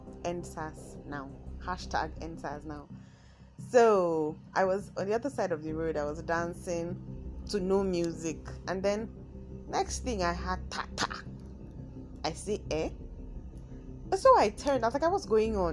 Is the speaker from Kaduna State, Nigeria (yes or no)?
yes; Kaduna, Kaduna State, Nigeria; accent: Nigerian, Kaduna; My Nigerian accent, I mean my Kaduna accent comes in once in a while